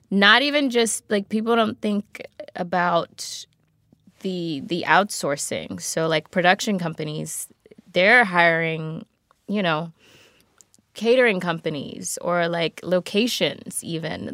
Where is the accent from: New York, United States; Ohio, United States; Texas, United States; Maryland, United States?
Maryland, United States; Baltimore; also born or lived in Atlanta, Georgia; now in Los Angeles, United States; Baltimore originally.